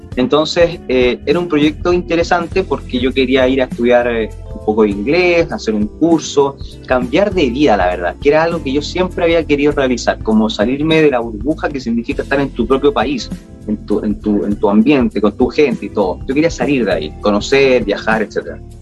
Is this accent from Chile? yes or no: yes; Chile; moved away as an adult; also born or lived in Sydney, Australia; Uno como es chileno